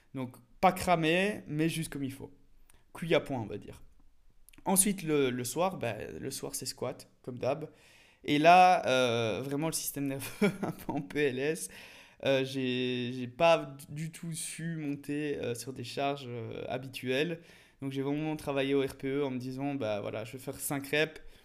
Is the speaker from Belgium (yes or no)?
yes; Belgium; en tant que petit belge pays plat